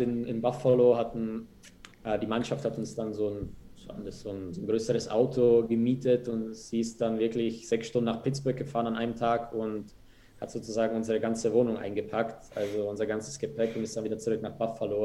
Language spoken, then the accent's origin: German; Germany; moved away as an adult; also born or lived in Munich; now in Bern, Switzerland; wir als Deutsche